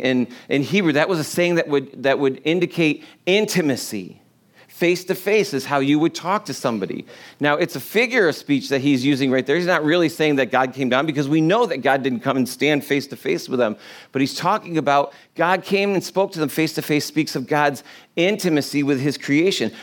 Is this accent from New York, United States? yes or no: yes; New York, United States; I'm from New York